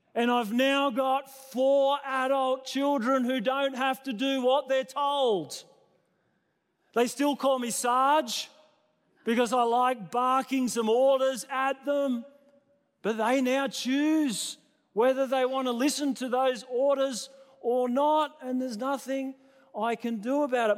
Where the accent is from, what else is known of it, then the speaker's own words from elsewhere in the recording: New South Wales, Australia; now in Queensland, Australia; I was born in New South Wales.